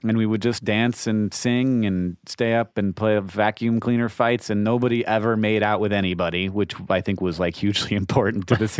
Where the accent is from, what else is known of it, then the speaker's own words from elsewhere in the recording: Orlando, Florida, United States; I grew up in Orlando.